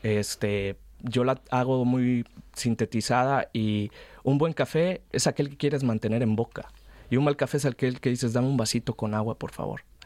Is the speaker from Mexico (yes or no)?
yes; Mexico; moved away as an adult; now in Spain; como mexicano